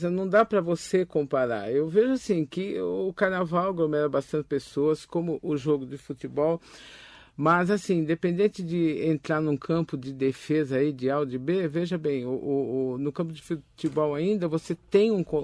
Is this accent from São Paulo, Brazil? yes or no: yes; Itaquaquecetuba, São Paulo, Brazil; Sim, sim, eu sou de Itaquaquecetuba, né?